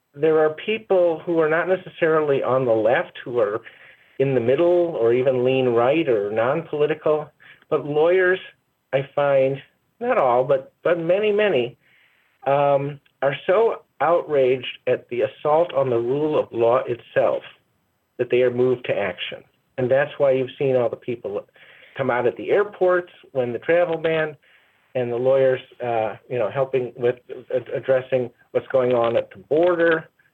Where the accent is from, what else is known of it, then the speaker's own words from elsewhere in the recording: Chicago, Illinois, United States; also born or lived in Evanston, Illinois; I grew up in first in the Hyde Park neighborhood of Chicago, and then in the Evanston, in Evanston suburb of Chicago.